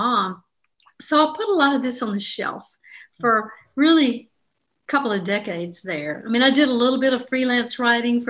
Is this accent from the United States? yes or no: yes; Jackson, Mississippi, United States; I'm from Jackson, Mississippi, and I grew up in the 50s and the apocalyptic 60s in Mississippi